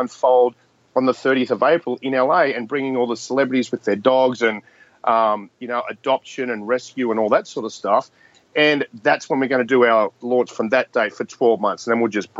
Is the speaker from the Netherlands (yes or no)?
no; Australia; I'm an Australian.